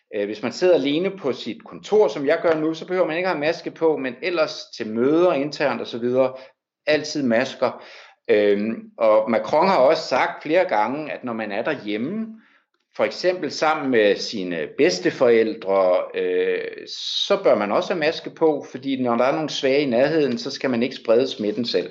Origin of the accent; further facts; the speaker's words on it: Denmark; now in Paris, France